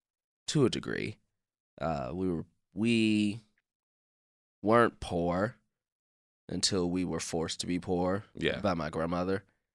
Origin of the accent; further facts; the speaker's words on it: Chicago, Illinois, United States; growing up in Chicago, like I feel like I've had all different the whole gambit of Chicago. Like I grew up on the South Side